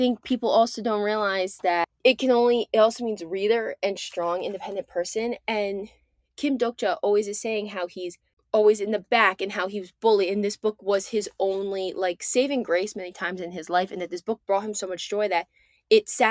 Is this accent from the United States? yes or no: yes; United States; I'm American